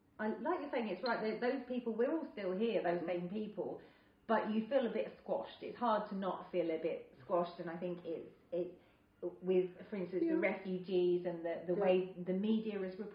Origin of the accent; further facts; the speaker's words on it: United Kingdom; I don't feel as proud as being British as I did